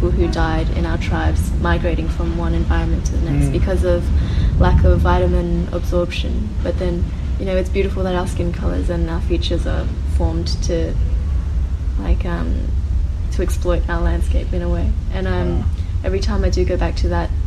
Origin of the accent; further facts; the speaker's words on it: Australia; my parents are also immigrants and I'm first generation Australian